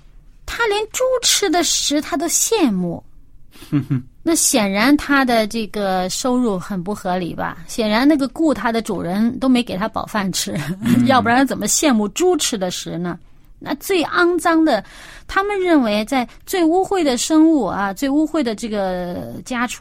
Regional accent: China; 天为大呀，这个我们中国人这个所谓敬天，其实也就是敬这位创造主，整个宇宙的掌管者。

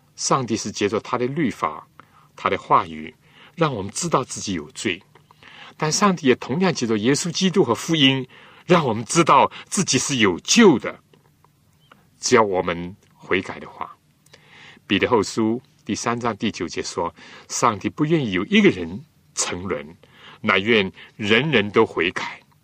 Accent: China; 我们中国人

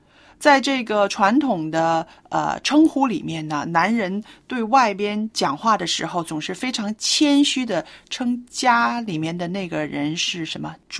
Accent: China; 说真的，历来呢，呃，我们中国人还是。还是比较含蓄的。

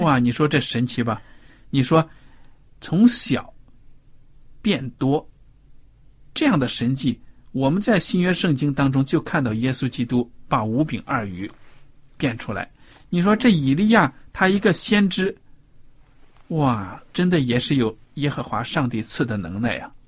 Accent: China; 我们中国人传统普遍

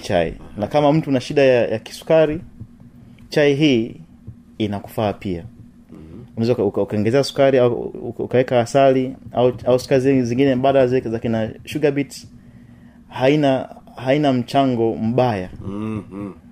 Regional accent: Tanzania; watanzania wenzetu

